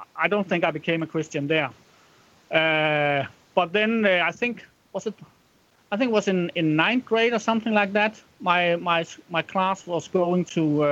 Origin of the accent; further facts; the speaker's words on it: Randers, Central Denmark Region, Denmark; Now I was born in Randers, which is I think it's the sixth largest city in Denmark now.